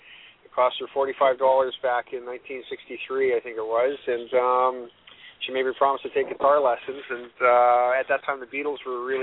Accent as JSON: {"language": "English", "town": "Vancouver", "region": "British Columbia", "country": "Canada", "tie": "born or raised there", "also_born_or_lived": "Calgary / Whistler", "said": "I was born in Vancouver City."}